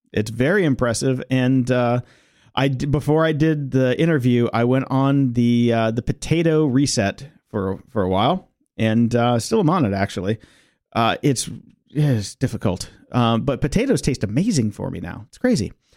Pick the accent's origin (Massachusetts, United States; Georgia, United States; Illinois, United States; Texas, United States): Illinois, United States; Chicago; moved away; I was from Chicago, and we had Da Bears